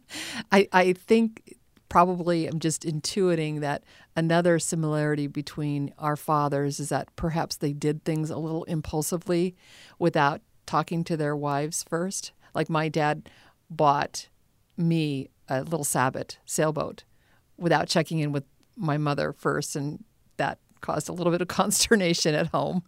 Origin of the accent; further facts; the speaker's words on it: Southern California, United States; We grew up in Southern California.